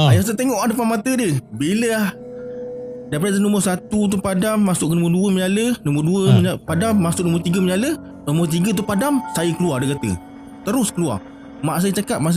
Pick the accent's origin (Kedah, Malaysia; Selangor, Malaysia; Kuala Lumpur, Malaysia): Kedah, Malaysia; born there; Saya lahir kat kat Kedah. Uh, rumah dua tingkat dan rumah yang kat kampung lah